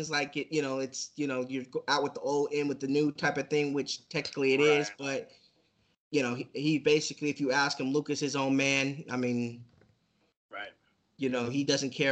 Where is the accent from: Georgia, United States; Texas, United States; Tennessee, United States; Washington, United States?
Washington, United States; Seattle; I'm actually from Seattle.